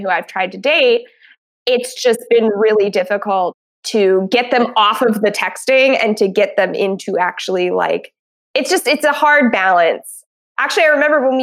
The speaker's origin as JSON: {"language": "English", "region": "New Jersey", "country": "United States", "tie": "born or raised there", "said": "I grew up in South Jersey"}